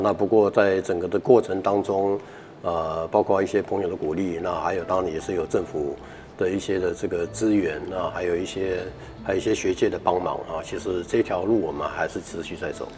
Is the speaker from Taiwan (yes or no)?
yes; Keelung, Taiwan; 我们是基隆人